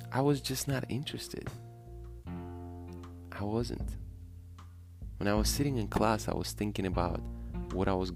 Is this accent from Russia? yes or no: yes; Russia; Growing up in Russia has been fun.